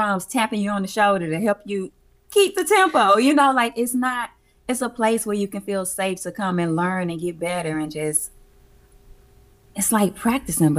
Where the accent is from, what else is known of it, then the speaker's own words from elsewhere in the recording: Alabama, United States; also born or lived in Atlanta; now in Los Angeles, United States; I'm from Alabama. I'm a Southern girl